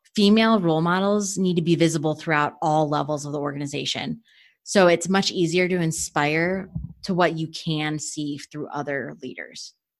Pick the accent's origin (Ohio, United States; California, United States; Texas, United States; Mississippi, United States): Ohio, United States; Cleveland; moved away as an adult; also born or lived in Rochester, New York; now in Washington, D.C., United States; I was born and raised in the Rust Belt in Cleveland, Ohio